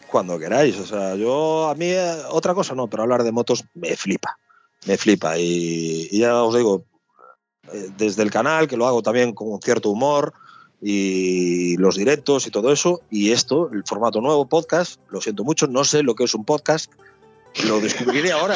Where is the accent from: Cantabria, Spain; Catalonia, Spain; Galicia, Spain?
Galicia, Spain; Soy muy gallego